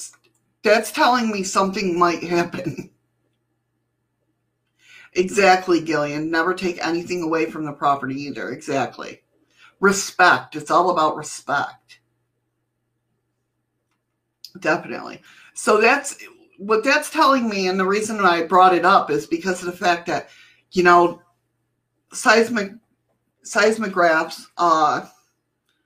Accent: Western New York, United States; I'm from Western New York

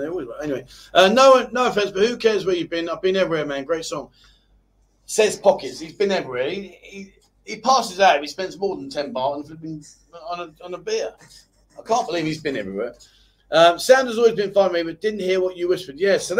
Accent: Tasmania, Australia; I'm from Tasmania, so wondering how many pins will be in the map of Tasmania.

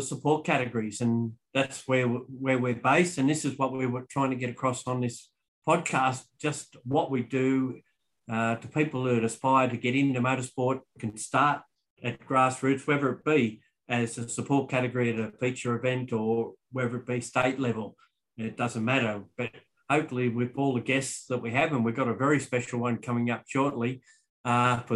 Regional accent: Bathurst, New South Wales, Australia; I was born in Bathurst, so I had a little bit of heritage behind me straight away

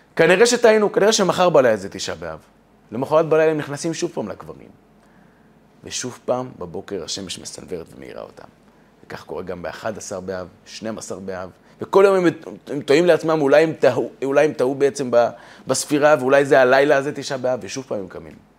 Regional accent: Beersheba, Southern District, Israel; אצלנו בבאר שבע

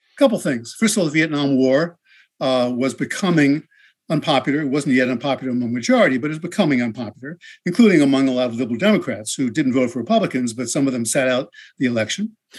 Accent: Englewood, New Jersey, United States; my hometown, Englewood, New Jersey

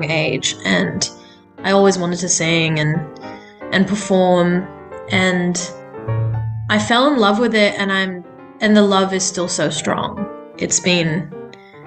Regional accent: Sydney, New South Wales, Australia; I grew up in specifically Western Sydney, on Darug land.

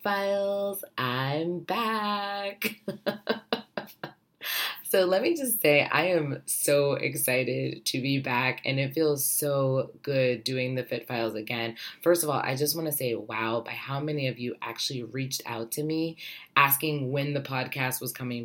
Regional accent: Ohio, United States; now in New York City, United States; I am originally from Ohio. I am living in New York City

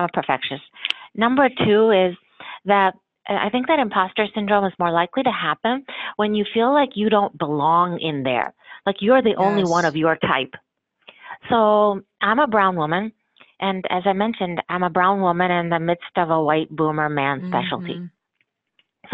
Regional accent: United States; my parents immigrated from India and I'm a first generation American

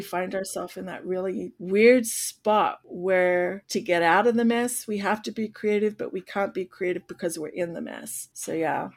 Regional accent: Australia; now in United States; I come from Australia

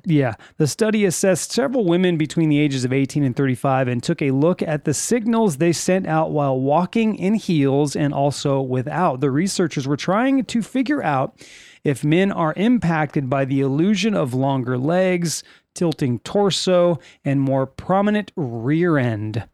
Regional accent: Lancaster, California, United States; We are from California.

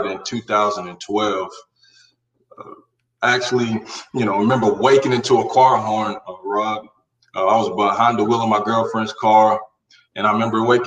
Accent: Carolina, United States; growing up in Carolina from childhood, teenage, building up to that adult moment

